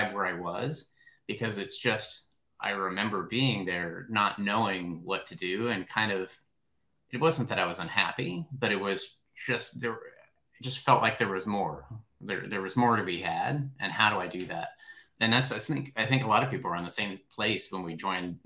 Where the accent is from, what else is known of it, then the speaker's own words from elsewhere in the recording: Kansas, United States; I'm from Kansas